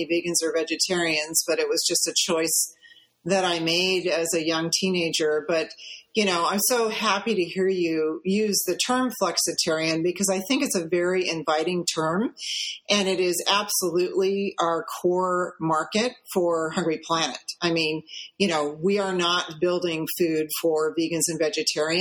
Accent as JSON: {"language": "English", "town": "St. Louis", "region": "Missouri", "country": "United States", "tie": "born or raised there", "said": "We grew up in St. Louis, Missouri"}